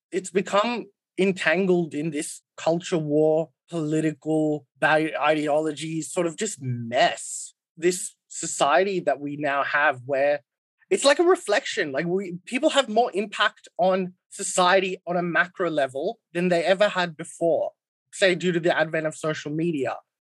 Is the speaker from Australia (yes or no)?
no; India; Like, I'm Indian. I'm Hindu. India is one of the only oldest civilizations in the world